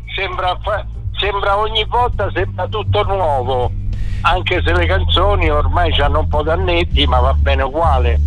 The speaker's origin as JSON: {"language": "Italian", "town": "Augusta", "region": "Sicily", "country": "Italy", "tie": "born or raised there", "moved": "yes", "said": "ho vissuto tutta l'infanzia in Sicilia, io ad Augusta"}